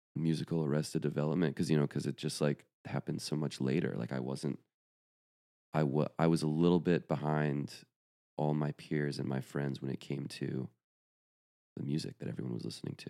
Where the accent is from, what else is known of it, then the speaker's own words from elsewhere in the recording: Atlanta, Georgia, United States; also born or lived in Athens, Georgia; I grew up in the suburbs of Atlanta, Georgia.